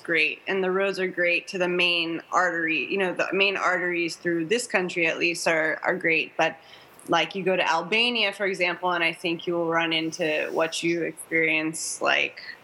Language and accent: English; Orange County, California, United States; I grew up in Orange County